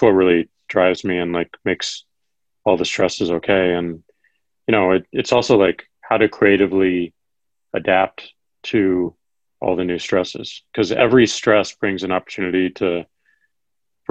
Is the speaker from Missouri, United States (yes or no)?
yes; Missouri, United States; Missouri, my home state